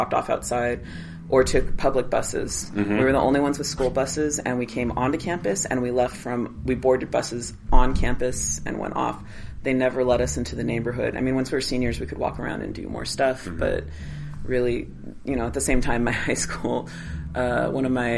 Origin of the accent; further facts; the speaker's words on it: Los Angeles, California, United States; I was raised in Van Nuys, which is mm-hmm. heavily Latino